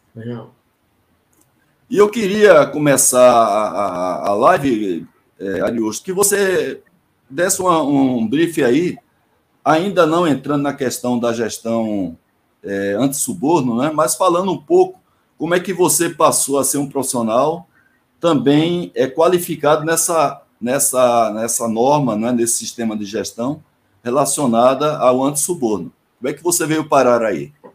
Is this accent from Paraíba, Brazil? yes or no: yes; Paraíba, Brazil; moved away; also born or lived in Salvador, Bahia; Eu sou paraibano, mas morei em Salvador onze anos